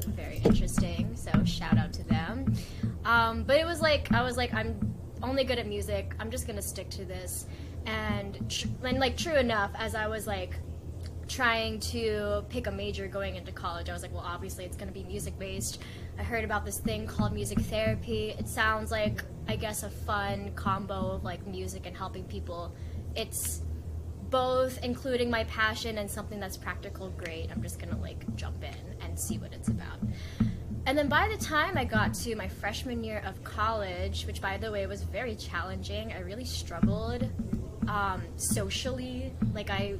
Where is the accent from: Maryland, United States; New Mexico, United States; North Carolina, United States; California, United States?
Maryland, United States; also born or lived in Philippines; I immigrated to the US, to Maryland, when I was 2 years old